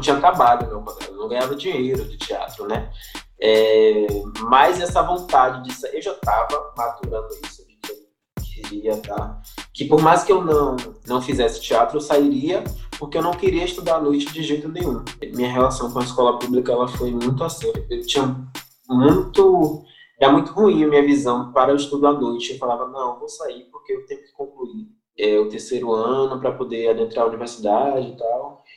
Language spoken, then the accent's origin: Portuguese; Salvador, Bahia, Brazil; also born or lived in São Cristóvão, Salvador / São Caetano, Salvador; nasci na Sagrada Família, Hospital Sagrada Família, na Ribeira, é, localizado ali no Bonfim, e desde sempre eu moro no Alto do Cabrito